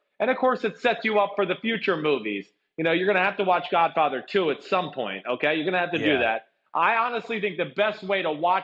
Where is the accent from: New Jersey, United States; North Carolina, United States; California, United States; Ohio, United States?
New Jersey, United States; where I grew up in North Jersey